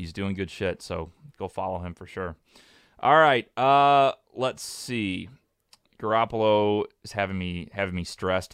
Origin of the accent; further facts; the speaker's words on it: St. Louis, Missouri, United States; I'm from Saint Louis